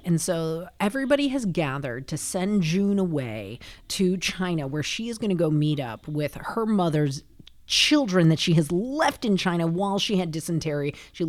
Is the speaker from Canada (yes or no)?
no; Scotland, United Kingdom; Oh. I'm Scottish.